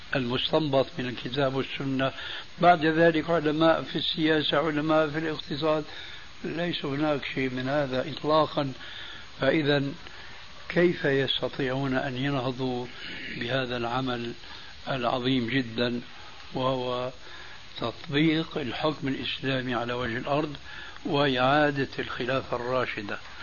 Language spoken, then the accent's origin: Arabic; Syria; عندنا في سوريا